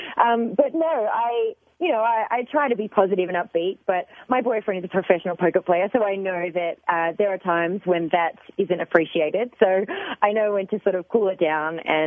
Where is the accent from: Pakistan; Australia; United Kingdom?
Australia; I'm from Australia